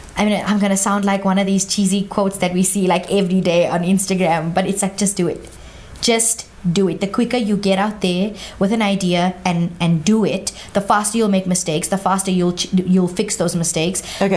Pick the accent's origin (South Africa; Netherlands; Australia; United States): South Africa; Johannesburg, Gauteng; if I see myself as Indian, South African, I'm just in Johannesburg